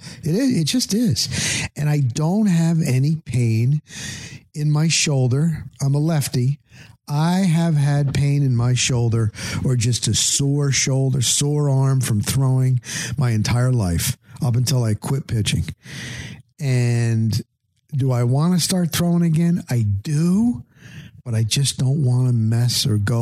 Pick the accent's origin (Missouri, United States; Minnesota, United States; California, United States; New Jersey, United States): New Jersey, United States; moved away; I'm from New Jersey